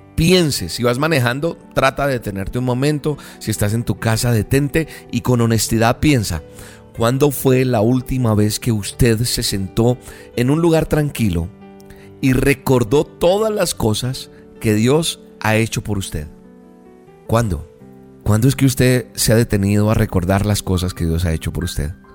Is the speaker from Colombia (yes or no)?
yes; Colombia; en Colombia, mi tierra amada, en Bogotá